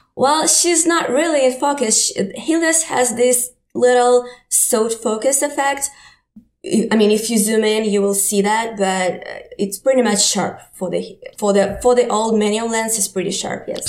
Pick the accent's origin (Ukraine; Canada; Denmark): Ukraine; English is a second language; moved away as an adult; now in New York, United States; I'm from Ukraine